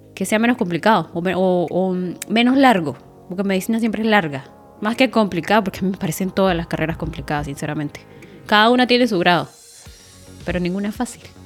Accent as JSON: {"language": "Spanish", "region": "Táchira", "country": "Venezuela", "moved": "yes", "said": "estudié en la Universidad de los Andes, pero en el núcleo Táchira, que es en mi ciudad, de donde soy."}